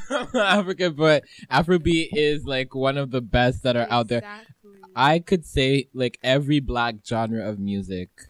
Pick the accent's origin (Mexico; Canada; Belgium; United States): Canada; I'm Canadian